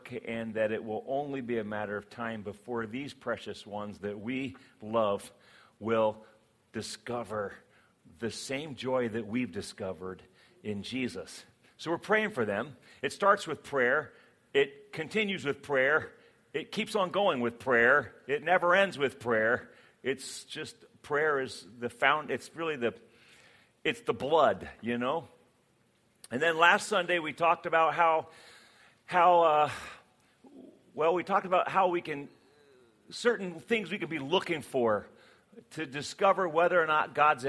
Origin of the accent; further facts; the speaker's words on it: West Virginia, United States; I was born in West Virginia, so I am a redneck at heart